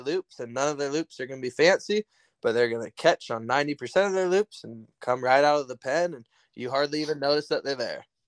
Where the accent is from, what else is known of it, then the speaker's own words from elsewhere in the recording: Salem, Oregon, United States; now in Broadus, United States; I grew up in the capital of Oregon, Salem.